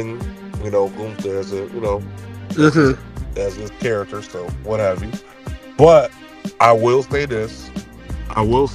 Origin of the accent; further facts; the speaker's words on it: the South, United States; my roots because I'm from the South